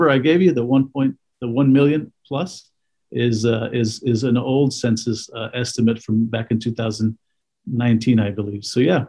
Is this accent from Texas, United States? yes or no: yes; Weslaco, Texas, United States; I grew up in the Mid-Valley. I was a Weslaco High School graduate.